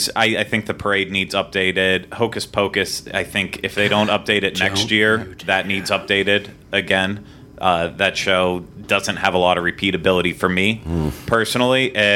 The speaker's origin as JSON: {"language": "English", "region": "Pennsylvania", "country": "United States", "tie": "born or raised there", "moved": "yes", "lives_now": "Florida, United States", "said": "I grew up in Pennsylvania."}